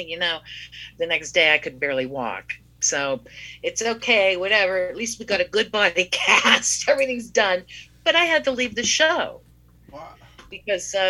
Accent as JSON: {"language": "English", "town": "Greensburg", "region": "Pennsylvania", "country": "United States", "said": "I'm from Greensburg, which is like 30 miles away"}